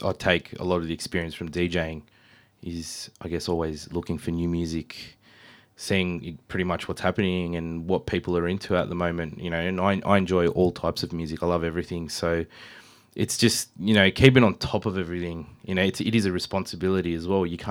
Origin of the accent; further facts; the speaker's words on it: Canberra, Australian Capital Territory, Australia; moved away as an adult; now in Sydney, Australia; I was born and raised in Canberra for a very long time